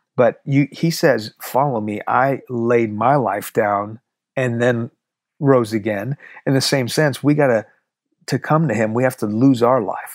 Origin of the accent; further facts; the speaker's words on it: Houston, Texas, United States; first language Farsi; English is a second language; also born or lived in Iran; I was born in Houston, but when I was two, we moved to Iran. When I was six, the revolution hit and we moved back.